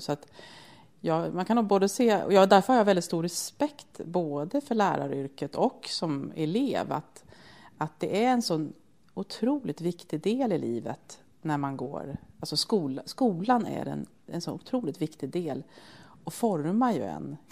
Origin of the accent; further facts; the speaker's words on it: Södertälje, Stockholm County, Sweden; är ju född och uppvuxen i Södertälje